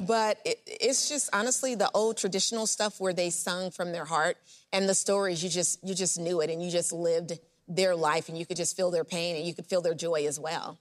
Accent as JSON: {"language": "English", "region": "Louisiana", "country": "United States", "tie": "born or raised there", "said": "I grew up in Louisiana. I'm a Louisiana girl"}